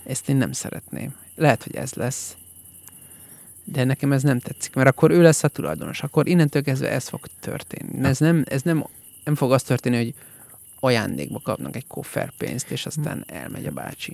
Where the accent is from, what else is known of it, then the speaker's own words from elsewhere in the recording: Hungary; Magyar vagyok, nem turista